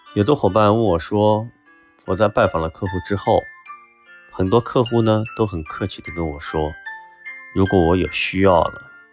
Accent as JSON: {"language": "Chinese", "country": "China", "said": "我们中国人一直都有一种保存积粮"}